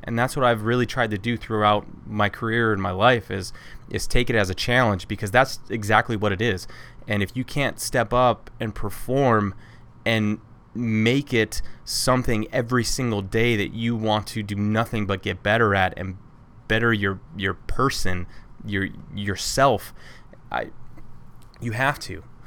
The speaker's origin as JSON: {"language": "English", "town": "Toledo", "region": "Ohio", "country": "United States", "tie": "born or raised there", "also_born_or_lived": "Jacksonville, North Carolina", "said": "I grew up in Toledo"}